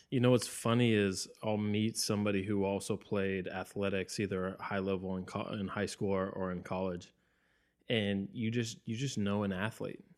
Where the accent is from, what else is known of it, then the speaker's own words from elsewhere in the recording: Bay Area, California, United States; growing up in the Bay Area